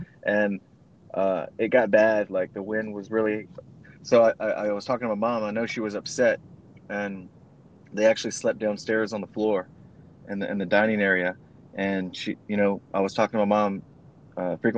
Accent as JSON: {"language": "English", "region": "Southwest Louisiana", "country": "United States", "moved": "yes", "said": "I'm from Louisiana"}